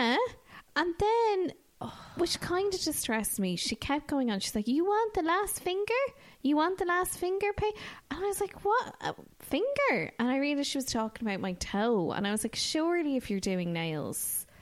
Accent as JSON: {"language": "English", "country": "Ireland", "said": "as Irish people"}